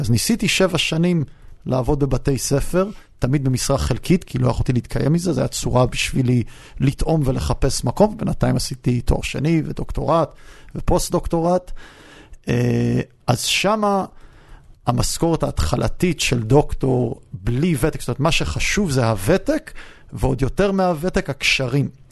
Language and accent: Hebrew; United States; also born or lived in Beersheba, Israel / Yeruham, Israel; now in Israel; גדלתי המון שנים בארצות הברית, אני יודע לדבר אנגלית טוב